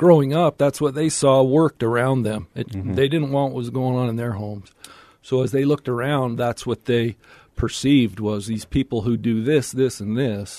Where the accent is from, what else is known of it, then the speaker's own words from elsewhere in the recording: Salt Lake City, Utah, United States; So I grew up down here in Salt Lake, out in the Willow Creek area, and my dad was a dentist